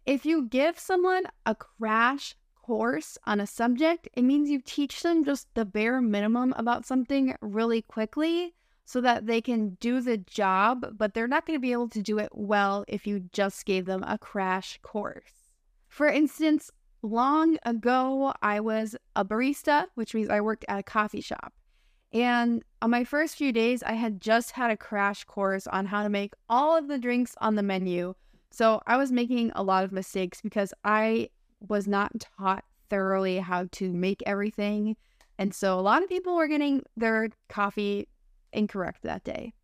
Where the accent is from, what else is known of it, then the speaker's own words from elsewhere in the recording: United States; accent: American English; I'm your American English teacher friend